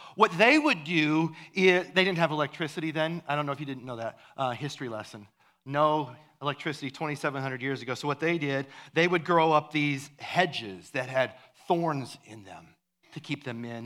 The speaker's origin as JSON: {"language": "English", "region": "Iowa", "country": "United States", "tie": "born or raised there", "said": "where I grew up in Iowa"}